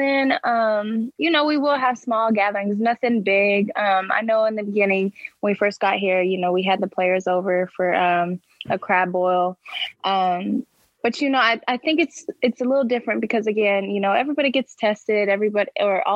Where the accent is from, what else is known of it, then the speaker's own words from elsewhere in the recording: Oklahoma, United States; also born or lived in Detroit; now in Philadelphia, United States; I'm from Oklahoma, so my family is all for the Cowboys